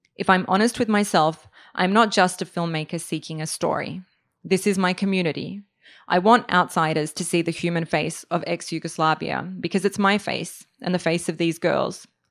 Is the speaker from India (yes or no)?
no; Australia; moved away as an adult; also born or lived in Serbia; now in New York, United States; I'm originally from Serbia, grew up in Australia